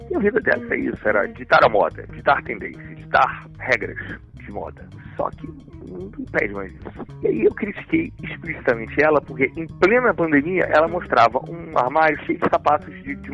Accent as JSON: {"language": "Portuguese", "region": "Rio de Janeiro", "country": "Brazil", "tie": "born or raised there", "said": "eu nasci no Meia, um bairro do subúrbio do Rio de Janeiro"}